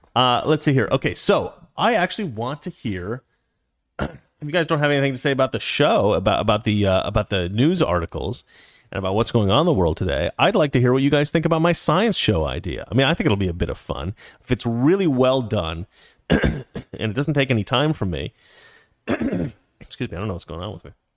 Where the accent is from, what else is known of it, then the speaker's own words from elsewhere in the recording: Oregon, United States; I'm from Oregon.